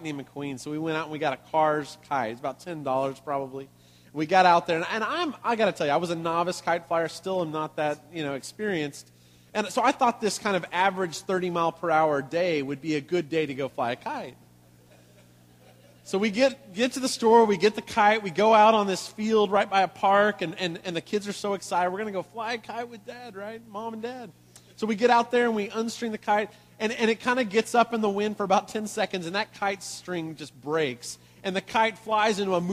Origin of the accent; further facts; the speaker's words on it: West Texas, United States; I grew up playing golf in West Texas